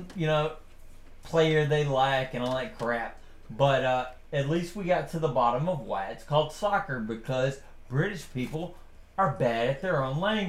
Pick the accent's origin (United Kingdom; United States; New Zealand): United States; first language English; I'm an American